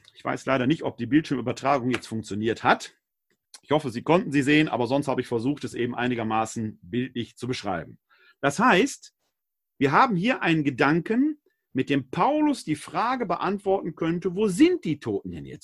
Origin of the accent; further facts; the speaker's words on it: Essen, North Rhine-Westphalia, Germany; Meine Heimatstadt Essen, mehrfach abgebrannt